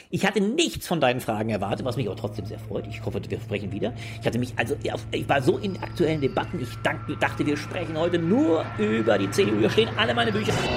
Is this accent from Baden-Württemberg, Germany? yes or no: no; Ingelheim am Rhein, Rhineland-Palatinate, Germany; moved away as an adult; now in Berlin, Germany; Ich Komme ursprünglich aus Ingelheim am Rhein. Das ist eine kleine Stadt äh, bei Mainz.